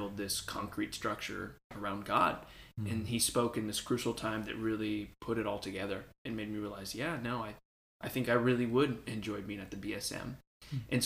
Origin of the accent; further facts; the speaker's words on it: Houston, Texas, United States; also born or lived in El Paso, Texas; I was born in El Paso, but I was raised in Houston. That's basically where I'm from